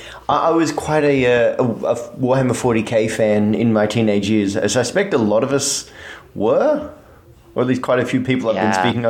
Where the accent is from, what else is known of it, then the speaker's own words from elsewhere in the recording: Australia; I'm Australian and we're considered to be British Texans